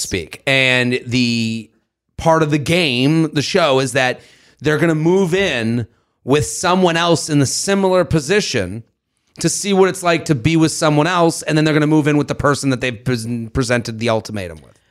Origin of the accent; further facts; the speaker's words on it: Boston, Massachusetts, United States; Beantown, my hometown